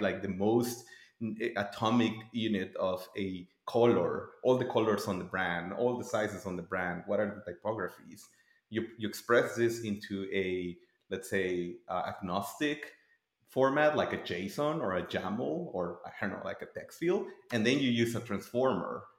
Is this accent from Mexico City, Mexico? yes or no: no; Tijuana, Baja California, Mexico; moved away; I'm originally from Tijuana, Mexico.